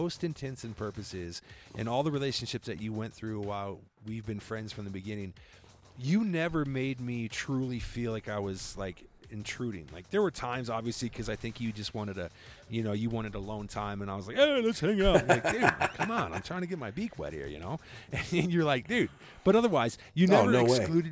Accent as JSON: {"language": "English", "region": "Colorado", "country": "United States", "said": "we're from Colorado"}